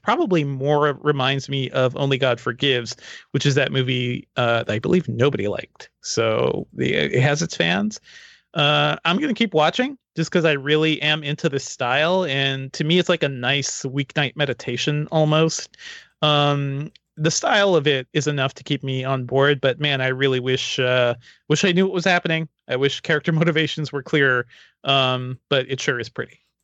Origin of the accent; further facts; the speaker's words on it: Guyana; now in United States; Guyana, my home country